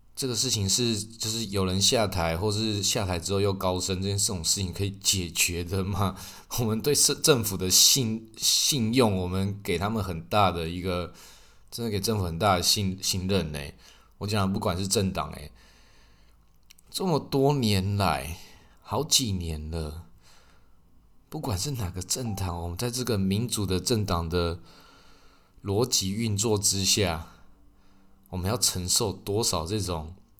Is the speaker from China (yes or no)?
no; Taiwan; 那我们台湾人